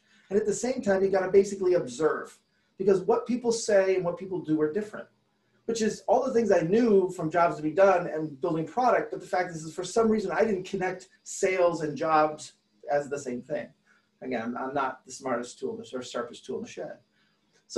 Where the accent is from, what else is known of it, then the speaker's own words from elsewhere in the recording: Detroit, Michigan, United States; I'm from Detroit